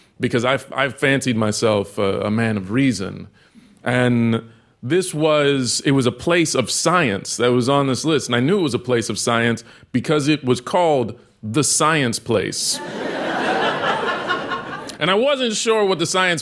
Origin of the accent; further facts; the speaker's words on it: Texas, United States; I grew up in Texas